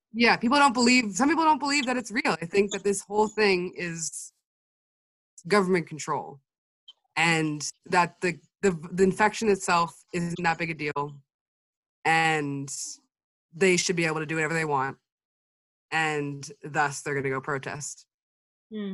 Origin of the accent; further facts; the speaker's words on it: Anchorage, Alaska, United States; also born or lived in Fairbanks, Alaska; I'm 20 years old from Alaska in the US.